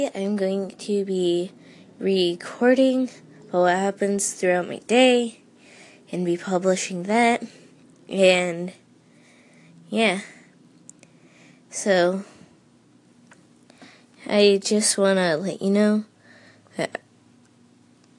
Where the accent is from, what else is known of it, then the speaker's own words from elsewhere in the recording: Vermont, United States; I am from Vermont, a really small town